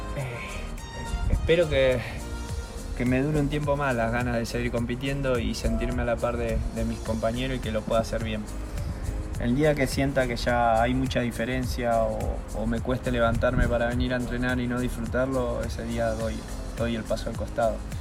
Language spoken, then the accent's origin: Spanish; Rafael Castillo, Buenos Aires Province, Argentina; moved away as an adult; also born or lived in Ramos Mejía / Qatar; siempre en el lugar donde me crié, que fue en Rafael Castillo, San Justo